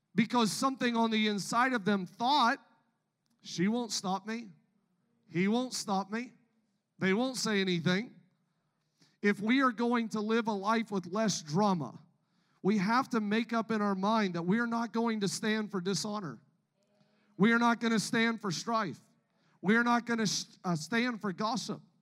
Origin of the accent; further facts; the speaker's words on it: Canada; I, am from Canada, born and raised in Canada